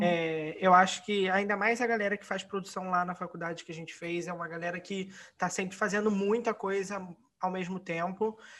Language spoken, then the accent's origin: Portuguese; Rio de Janeiro, Brazil; nós que somos daqui do Rio de Janeiro